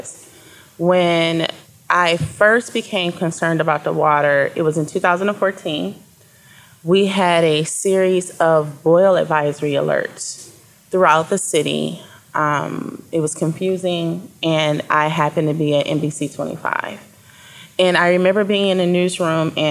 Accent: Flint, Michigan, United States; I'm 43, born and raised in the Flint area

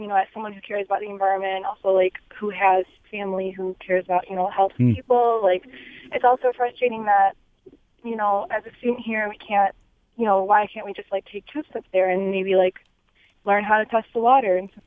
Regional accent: Chicago, Illinois, United States; now in Detroit, United States; I grew up in Chicago

